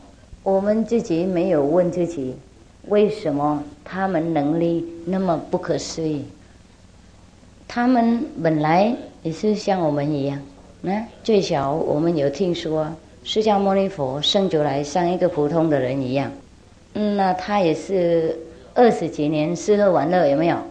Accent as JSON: {"language": "Chinese", "country": "China", "said": "那我们中国人五千年的文化，不晓得混到哪里去了"}